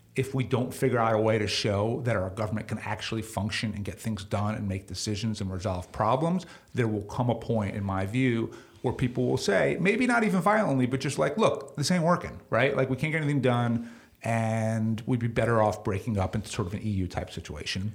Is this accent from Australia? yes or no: no; New York, United States; growing up in New York